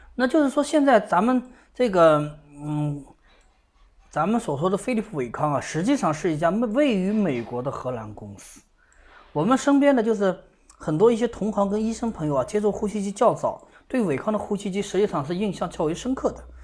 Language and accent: Chinese; China; 我们中国人啊，对这个飞利浦的印象啊特别深刻